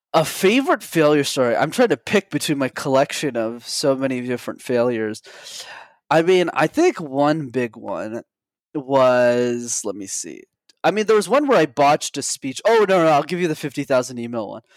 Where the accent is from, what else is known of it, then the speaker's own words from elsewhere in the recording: Montreal, Quebec, Canada; I grew up in Montreal, Canada. I'm still based there